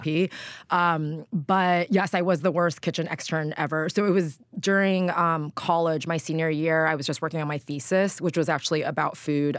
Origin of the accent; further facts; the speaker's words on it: Southern California, United States; I grew up in Southern California